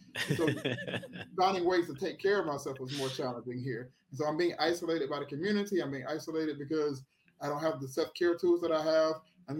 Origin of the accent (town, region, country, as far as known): Thomson, Georgia, United States; born or raised there; also born or lived in Atlanta, Georgia / Orlando, Florida